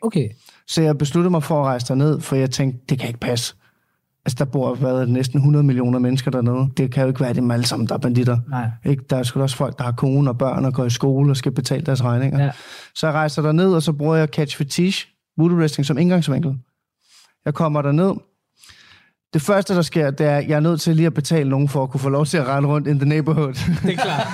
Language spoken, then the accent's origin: Danish; Denmark; så er jeg vokset op i Danmark